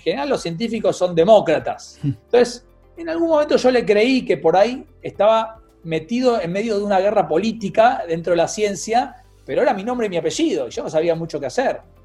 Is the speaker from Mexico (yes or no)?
no; Buenos Aires, Argentina; como porteño y argentino